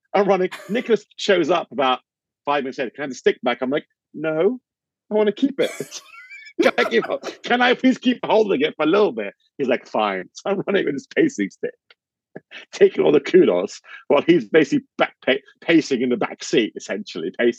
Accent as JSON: {"language": "English", "region": "London", "country": "United Kingdom", "said": "I'm from London"}